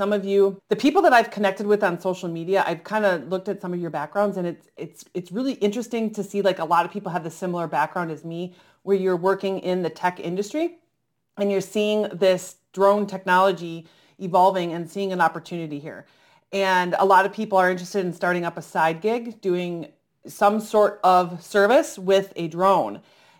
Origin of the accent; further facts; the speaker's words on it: Oshkosh, Wisconsin, United States; And thankfully, I grew up around the Experimental Aircraft Association, which is in Oshkosh, Wisconsin.